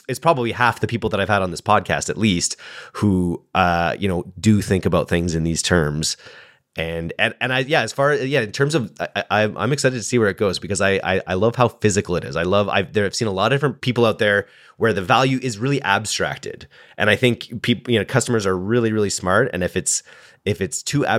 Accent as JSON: {"language": "English", "country": "Canada", "said": "I am Canadian"}